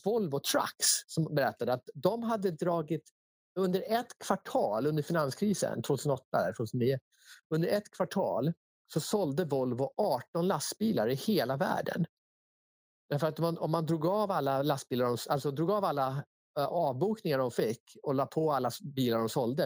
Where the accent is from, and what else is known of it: Sweden